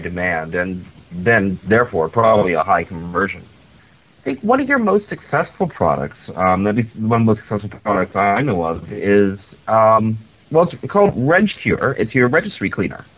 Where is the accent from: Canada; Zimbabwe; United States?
Canada; Victoria, British Columbia; my hometown of Victoria